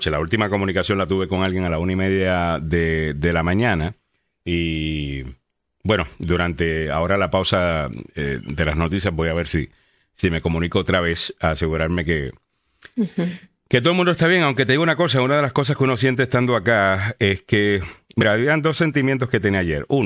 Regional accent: Salinas, Puerto Rico; Salinas, que queda en el, sur de Puerto Rico, eh, que es de donde soy eh, yo

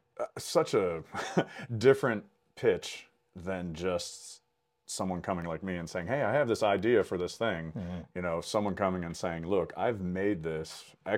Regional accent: Pennsylvania, United States; even in my home state, mm-hmm. right here in Pennsylvania

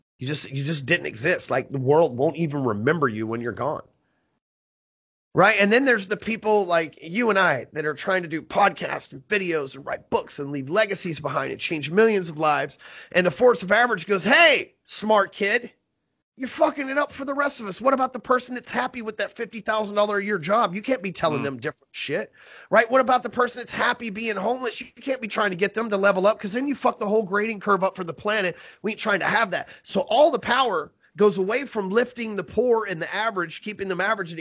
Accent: Texas, United States; I'm from Texas here

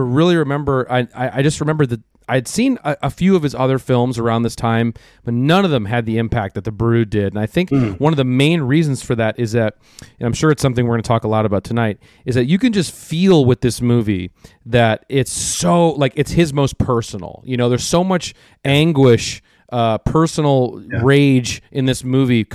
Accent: Minnesota, United States; I was growing up in Minnesota.

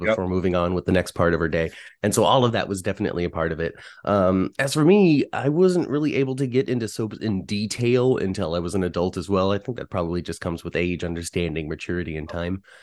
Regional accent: Union City, California, United States; I'm from the San Francisco Bay Area, grew up in Union City, California

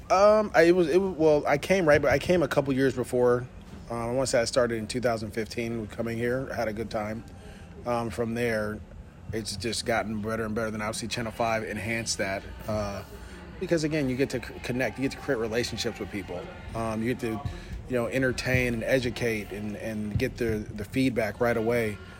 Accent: East Bay, Bay Area, California, United States; I grew up in the Bay Area, so I grew up in the East Bay

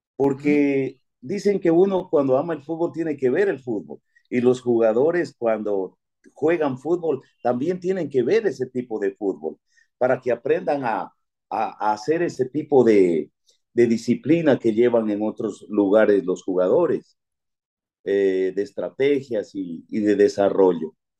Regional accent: Pindal, Loja, Ecuador; moved away; nací en Pindal y siempre pues este, estuve eh, estudiando fuera

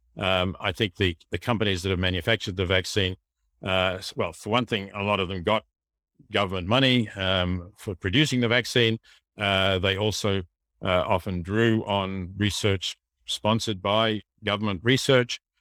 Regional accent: Australia; we have a large country, um, we have a lot of space

